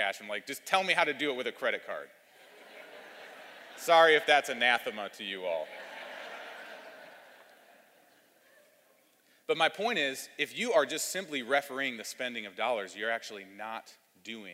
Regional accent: Cleveland, Ohio, United States; now in Louisville, United States; I was raised in Cleveland, Ohio

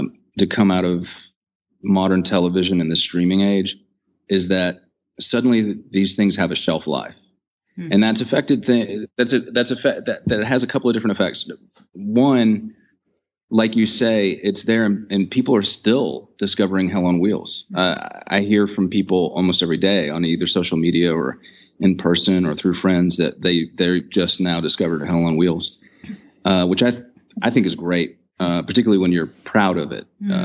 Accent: the South, United States; being a Southerner

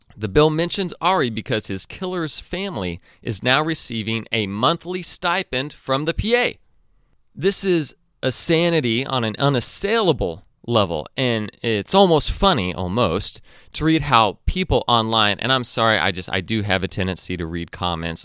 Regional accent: United States; as an American and as a, as a Christian

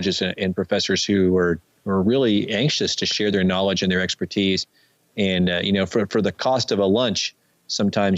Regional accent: Dallas–Fort Worth area, Texas, United States; I grew up in Dallas, Fort Worth area

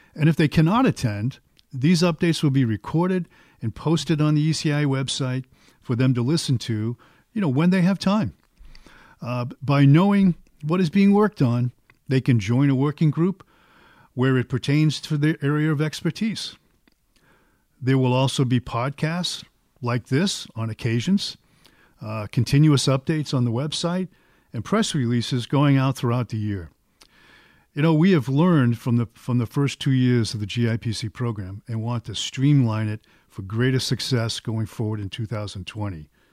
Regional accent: Boston, Massachusetts, United States; I'm from Boston, so it's probably, everything is wicked good

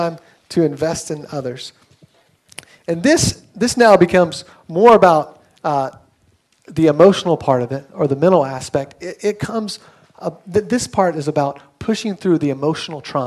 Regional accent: Atlanta, Georgia, United States; moved away as an adult; also born or lived in Pennsylvania; now in Jersey City, United States; I was born and raised in Atlanta

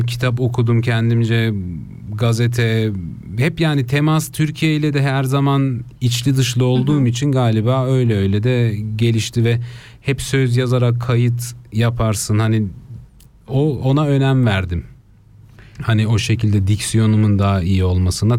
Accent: Basel, Basel-Stadt, Switzerland; Ben İsviçre Basel'de doğdum.

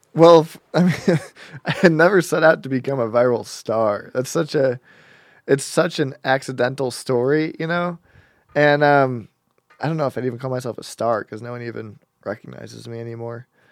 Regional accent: Denver, Colorado, United States; I was born in Denver, Colorado.

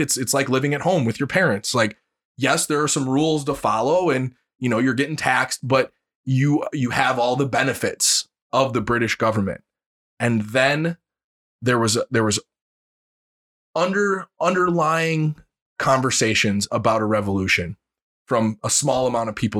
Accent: United States; being an American

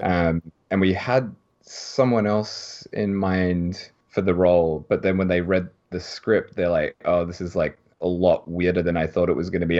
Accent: Melbourne, Victoria, Australia; now in Japan; I'm from Melbourne

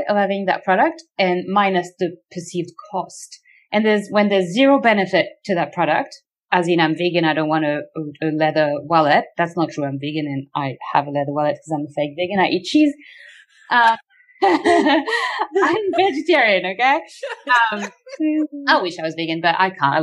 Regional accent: Australia; as an Australian

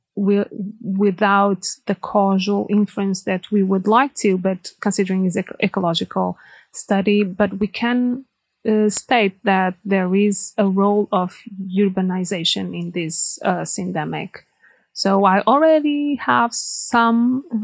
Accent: Portugal; moved away as an adult; also born or lived in Angola; now in Germany; I come from Portugal

